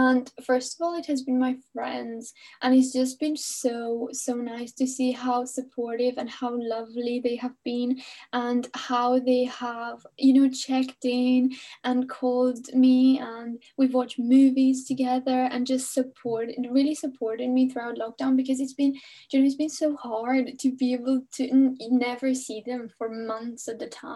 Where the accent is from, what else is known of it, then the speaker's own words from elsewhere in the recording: Romania; now in Belfast, United Kingdom; I'm from Romania